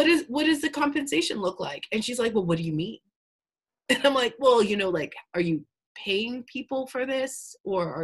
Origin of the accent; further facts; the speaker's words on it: Calgary, Alberta, Canada; also born or lived in Long Beach, California / Los Angeles, California; now in Ontario, Canada; I'm originally from Calgary, Alberta, moved to California.